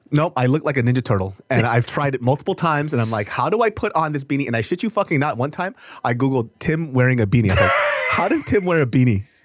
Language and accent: English; Sacramento, California, United States; we grew up in Sacramento